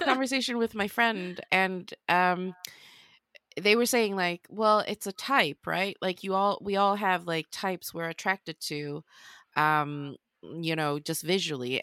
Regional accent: Sweden; moved away as an adult; now in London, United Kingdom; I have Swedish because I'm born and raised in Sweden

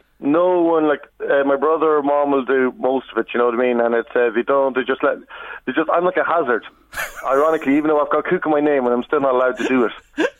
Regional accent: Kells, Leinster, Ireland; moved away; when I see mates from my hometown.

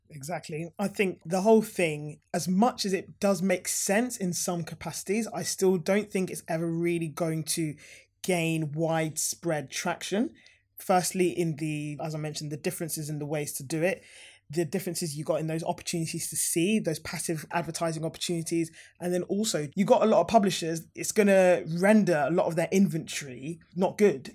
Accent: Harrow, London, United Kingdom; I'm a Harrow girl. Like, I've lived in Harrow, I grew up in Harrow

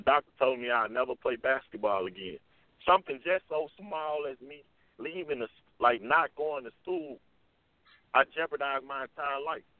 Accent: Jackson, Mississippi, United States; when I did come back to Jackson to play, I played at Tougaloo College

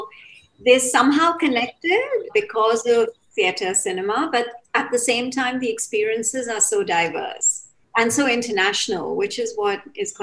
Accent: United Kingdom; I am actually British.

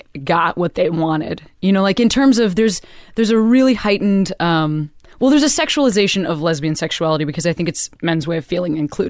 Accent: Western Springs, Illinois, United States; I'm from a place called Western Springs.

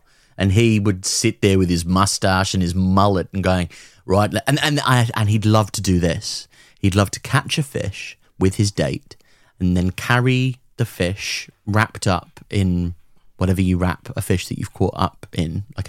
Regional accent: Australia; Nah, mate. You got your neckers in a twist about my voice, but I'm fucking Aussie.

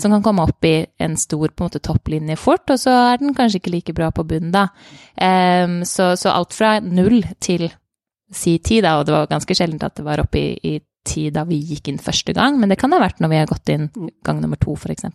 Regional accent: Norway; moved away as an adult; also born or lived in Denmark; now in London, United Kingdom; sommerjobber her hjemme i Norge

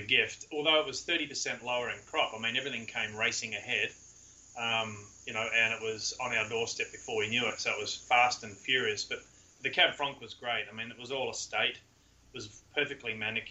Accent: Ottawa Valley, Ontario, Canada; moved away; I'm from the Ottawa Valley

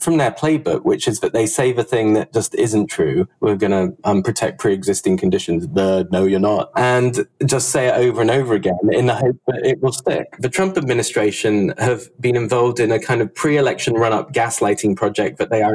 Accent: United Kingdom; moved away as an adult; now in United States; the time I grew up in Britain, as you can tell by the accent

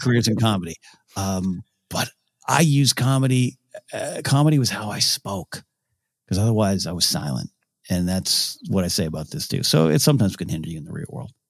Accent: Central Coast, California, United States; moved away; in my hometown, but it was Central Coast Film Society

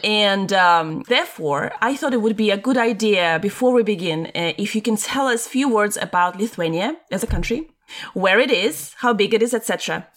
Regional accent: Latvia; moved away; when I was growing up in Latvia

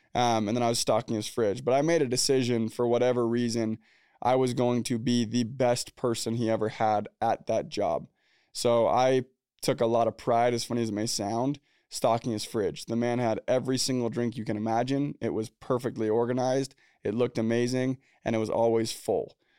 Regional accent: Orem, Utah, United States; also born or lived in Provo, Utah; I was born in Orem, Utah, Provo, Utah. Grew up in Orem, Utah

